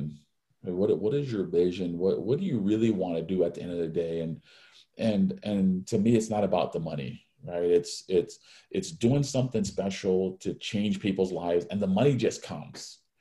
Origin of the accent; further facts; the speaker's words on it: Hawaii, United States; I was born and raised in Hawaii